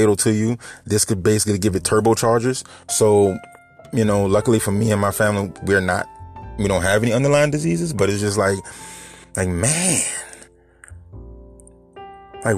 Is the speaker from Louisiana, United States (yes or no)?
yes; New Orleans, Louisiana, United States; moved away as an adult; now in Houma, United States; I live in Houma right now, but I'm from New Orleans